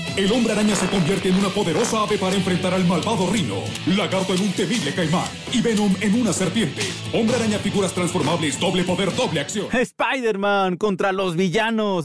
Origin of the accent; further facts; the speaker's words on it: Mexico; somos los mexicanos